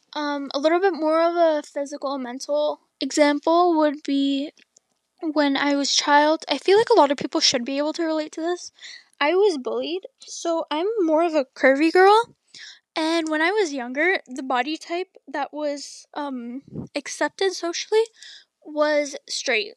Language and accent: English; Canada; I'm Canadian.